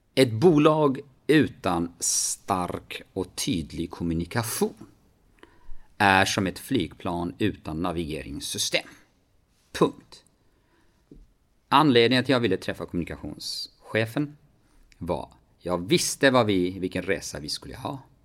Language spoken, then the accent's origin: Swedish; Kurdistan Region, Iraq; moved away as an adult; now in Sweden; hemma i Kurdistan